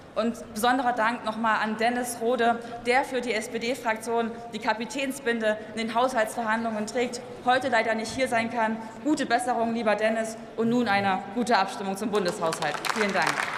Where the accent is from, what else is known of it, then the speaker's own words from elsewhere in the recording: East Germany, Germany; als Ostdeutsche